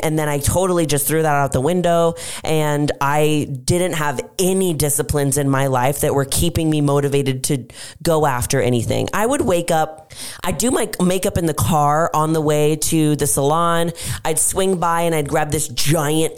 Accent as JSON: {"language": "English", "town": "Austin", "region": "Texas", "country": "United States", "tie": "born or raised there", "said": "in my hometown, Austin, Texas"}